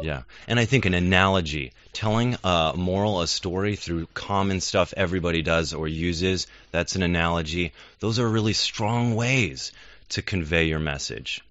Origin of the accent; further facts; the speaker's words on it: United States; as an American